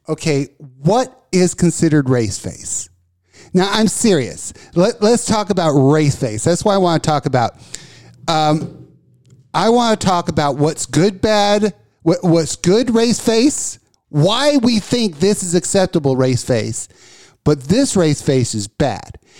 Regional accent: Texas, United States; I'm a na, native born Texan

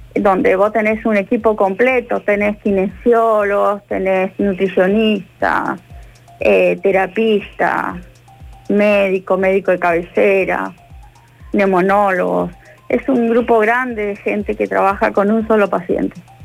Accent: Bariloche, Río Negro, Argentina; moved away as an adult; now in Córdoba, Argentina; yo vengo de Bariloche, yo no soy de acá de Córdoba y Córdoba me abrió las puertas. Eh, vine hace 11 años

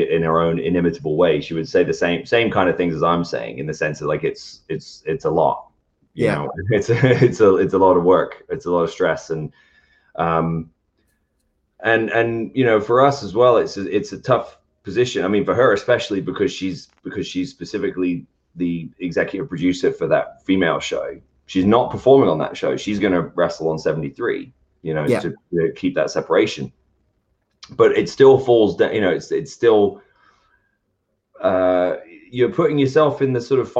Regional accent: United Kingdom; moved away; I'm British.

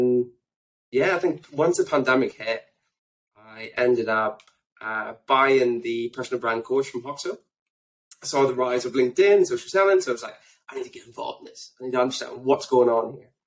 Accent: Belfast, Northern Ireland, United Kingdom; moved away as an adult; also born or lived in Australia / London / Scotland / Lurgan; I was born in Australia, believe it or not. And for those out there that's probably thinking, where's his accent from? I grew up in Belfast

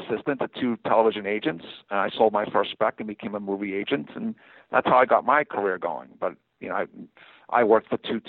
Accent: Northeast, United States; You know, I'm from the Northeast. I'm going to connect with certain people, you know, and sometimes because I'm from the Northeast, I won't connect with certain people.

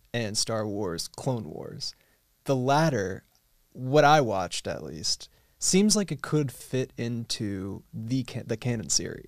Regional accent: Long Island, New York, United States; as someone who is from Long Island, I have to say go Jets.

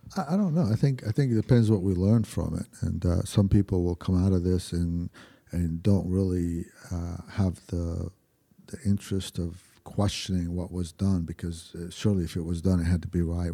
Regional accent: Lebanon; now in United States; my hometown, in, in Lebanon

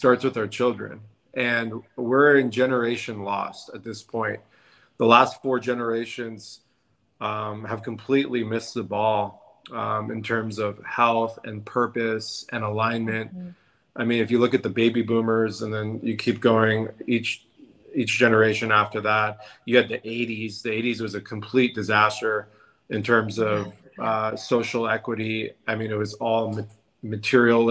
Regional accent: San Diego, California, United States; I'm born and raised in La Jolla, California, San Diego

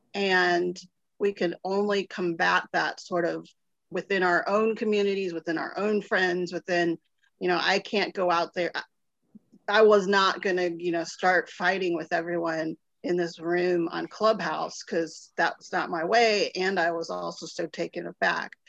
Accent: Ohio, United States; now in Little Rock, United States; I grew up in the, you know, born and raised in the Midwest

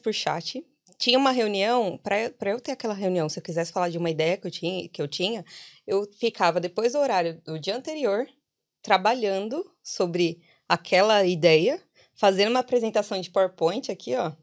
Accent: São Paulo, Brazil; moved away as an adult; now in Ireland; sou paulista

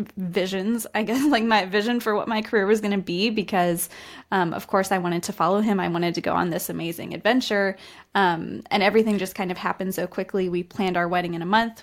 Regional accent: West Virginia, United States; moved away as an adult; also born or lived in Australia / Denmark; now in Spain; I'm from the U S. I'm from West Virginia, which is a very small rural area of the country, but I'm currently living in Spain right now.

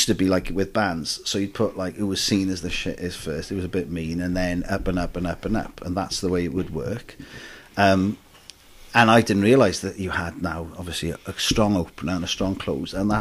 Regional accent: Wales, United Kingdom; I'm a Welsh as well

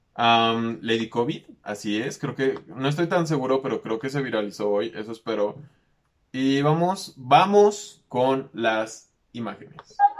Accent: Mexico; que soy aquí de México

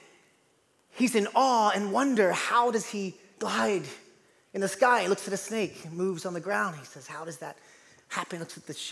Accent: East Coast, United States; moved away; I'm from the East Coast

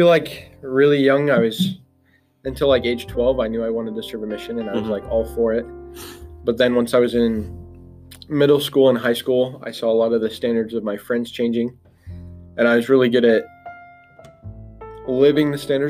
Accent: La Grande, Oregon, United States; La Grande, Oregon.

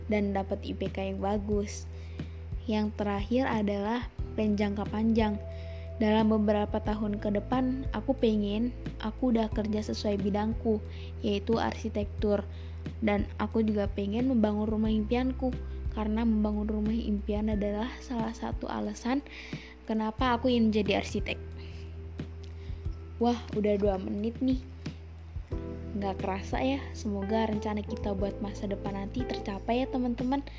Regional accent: Bandar Lampung, Lampung, Indonesia; Oh iya, kenalin … Aku dari Bandar Lampung.

